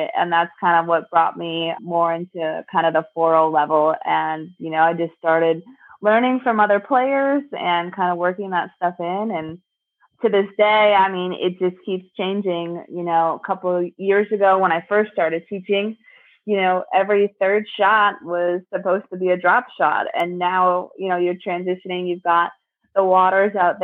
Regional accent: Springfield, Missouri, United States; my hometown

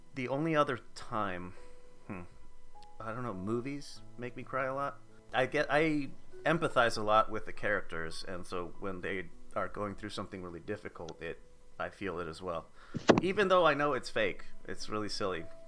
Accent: United States; accent: American; my American accent

